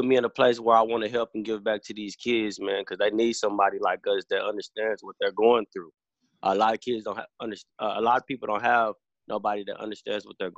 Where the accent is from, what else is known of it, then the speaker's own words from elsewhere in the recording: Fort Worth, Texas, United States; moved away as an adult; now in Houston, United States; I'm from Fort Worth, Texas